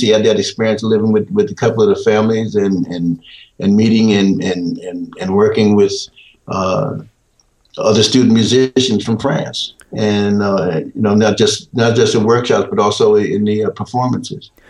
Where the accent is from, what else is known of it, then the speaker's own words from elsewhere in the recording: Peekskill, New York, United States; also born or lived in Portsmouth, Virginia; I was raised in I was raised in New York, raised in Peekskill